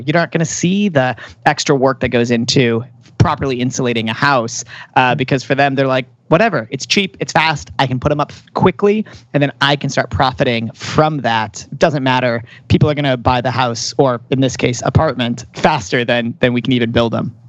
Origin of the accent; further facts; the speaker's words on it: Chicago, Illinois, United States; moved away; I come from Chicago